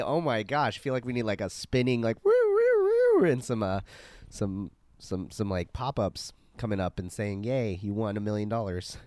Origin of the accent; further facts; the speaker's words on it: Arizona, United States; I'm, I'm from Arizona, so I, we had to spell tequila in middle school